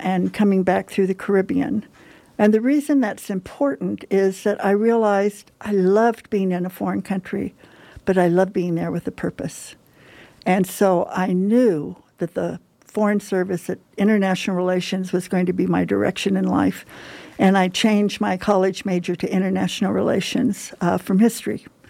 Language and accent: English; Huntington Park, California, United States; I grew up in Huntington Park, California, which is in Southern California